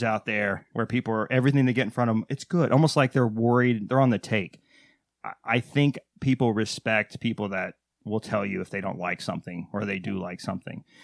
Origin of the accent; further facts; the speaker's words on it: Waco, Texas, United States; I'm from Texas